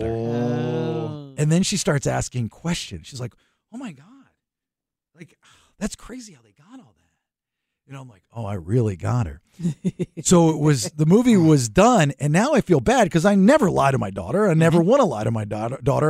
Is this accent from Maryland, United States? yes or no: yes; Maryland, United States; now in Sacramento, United States; we're all originally from Maryland, sort of.